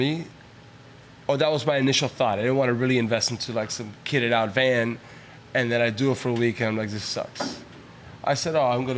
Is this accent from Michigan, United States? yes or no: no; Miami, Florida, United States; I'm Cuban, and I was raised in Miami.